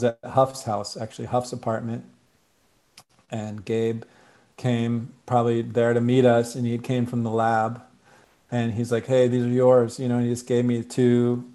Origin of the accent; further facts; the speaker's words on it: Ann Arbor, Michigan, United States; moved away; also born or lived in Boston, Massachusetts / Indiana / San Francisco, California; I grew up in Michigan. I was actually born outside of Boston, then moved to Indiana for a hot minute. And then I grew up in Michigan, Ann Arbor